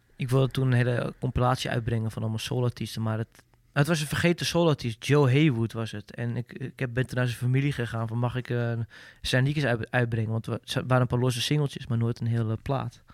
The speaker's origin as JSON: {"language": "Dutch", "country": "Netherlands", "said": "als Nederlander"}